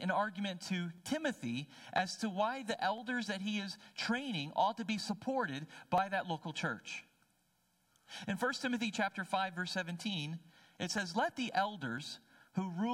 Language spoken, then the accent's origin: English; New Jersey, United States; I'm a city boy. So I did not grow up with oxen treading out grain